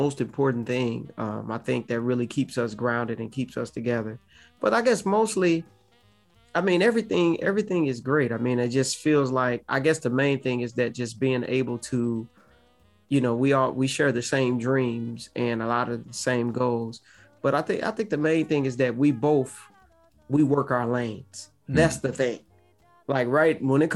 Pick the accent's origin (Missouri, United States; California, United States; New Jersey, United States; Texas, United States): Missouri, United States; Ferguson; I'm from St. Louis, Ferguson